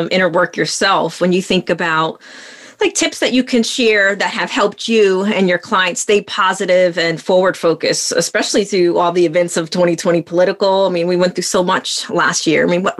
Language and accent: English; New York, United States; now in Florida, United States; I'm originally from New York, and Florida is home.